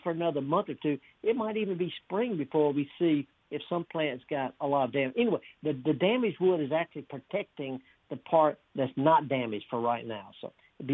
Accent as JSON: {"language": "English", "region": "North Mississippi", "country": "United States", "tie": "born or raised there", "said": "I'm from North Mississippi"}